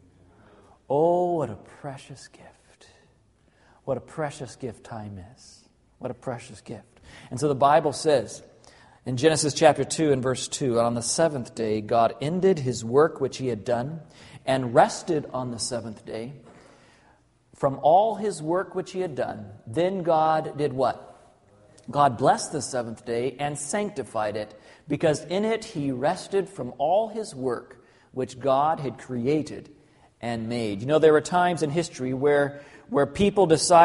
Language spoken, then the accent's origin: English; Arkansas, United States; also born or lived in Southern California; even though I was born in Southern California, most of my life, I lived in Arkansas.